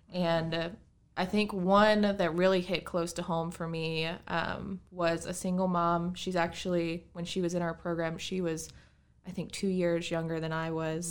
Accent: Bridgewater, Virginia, United States; I'm from here, actually. I grew up in Bridgewater.

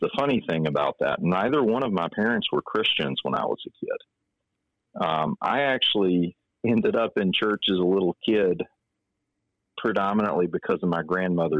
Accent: Salem, Virginia, United States; now in Chesterfield County, United States; I'm originally from Salem, Virginia, so southwest Virginia outside of Roanoke

